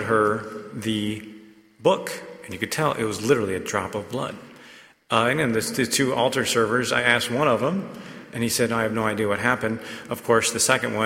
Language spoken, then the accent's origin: English; Raleigh, North Carolina, United States; also born or lived in Charlotte, North Carolina; I grew up in Raleigh. All of my siblings, there are five of us, we all were born at Rex Hospital.